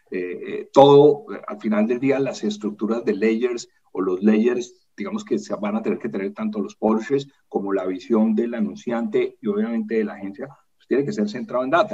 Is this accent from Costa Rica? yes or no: no; Colombia; yo soy colombiano